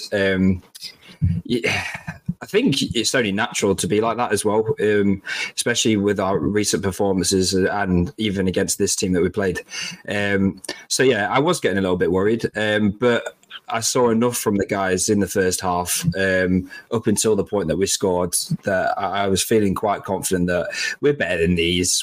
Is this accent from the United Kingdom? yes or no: yes; Lincolnshire, East Midlands, United Kingdom; we're not we're not from London, we're from Lincolnshire.